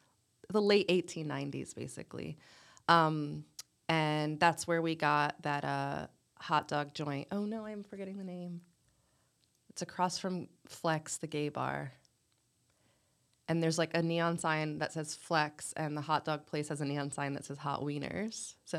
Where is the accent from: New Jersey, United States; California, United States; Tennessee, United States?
New Jersey, United States; Yeah, the secret's out. I am from New Jersey, North Jersey to be exact.